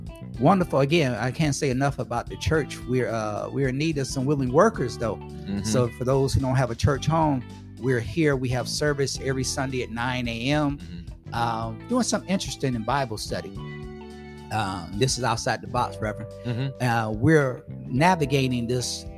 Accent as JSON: {"language": "English", "town": "Chicago", "region": "Illinois", "country": "United States", "said": "I'm from Chicago"}